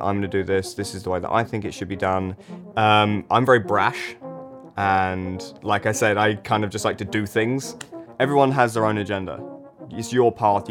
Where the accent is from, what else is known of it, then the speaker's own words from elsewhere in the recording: London, United Kingdom; I'm from London